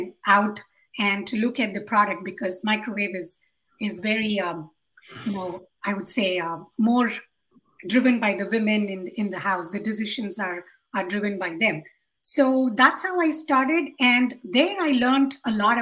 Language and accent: English; Hyderabad, Telangana, India; I come from Hyderabad in India